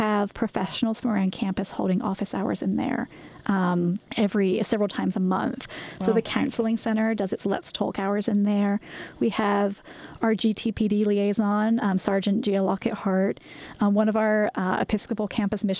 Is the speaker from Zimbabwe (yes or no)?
no; England, United Kingdom; moved away as an adult; now in United States; I'm originally from England